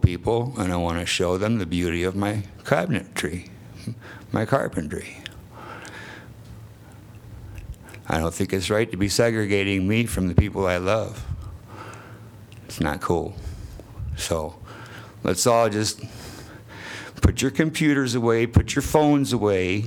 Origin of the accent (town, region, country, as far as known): Iowa City, Iowa, United States; born or raised there; moved away as an adult; now in Williamsburg, United States